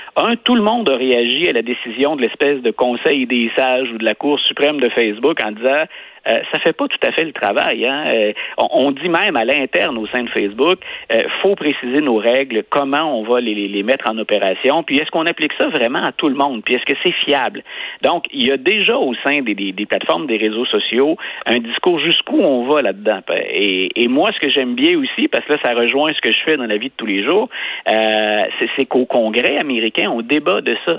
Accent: Canada; chez nous au Canada

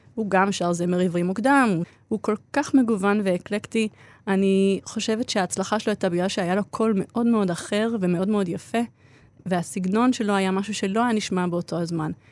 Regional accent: Israel; born or raised there; also born or lived in Australia

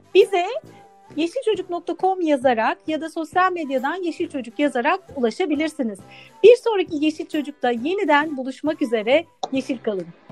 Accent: Istanbul, Turkey; Ben de İstanbul'da doğdum, büyüdüm. Bakırköy ilçesinde

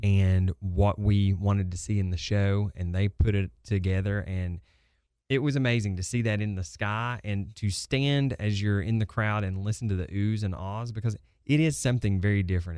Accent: Tri-Cities, Tennessee, United States; I'm from the Tri-Cities originally, and I remember growing up coming to Dollywood with my parents and my grandparents

